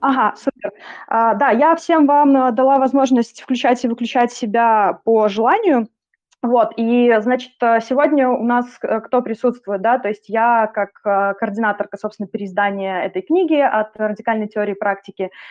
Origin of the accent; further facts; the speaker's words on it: Belarus; moved away; also born or lived in Minsk; опыт и контекст у меня белорусский